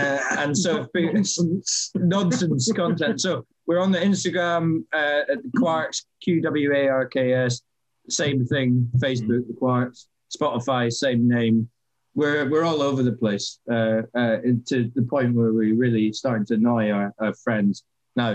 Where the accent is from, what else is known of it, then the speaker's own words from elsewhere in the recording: Scotland, United Kingdom; moved away; I'm from Scotland originally